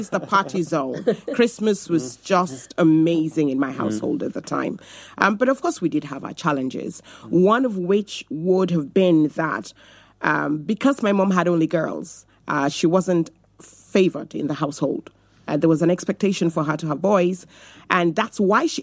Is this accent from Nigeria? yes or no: yes; Nigeria; now in Navan, Ireland; I come originally from Nigeria, and I come from a polygamous home